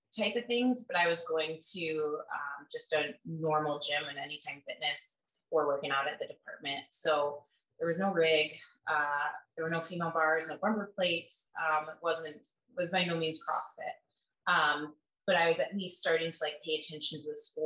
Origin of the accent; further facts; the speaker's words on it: Kalamazoo, Michigan, United States; also born or lived in Grand Rapids, Michigan; I'm from Kalamazoo, and then I went to college and worked as a cop in Grand Rapids.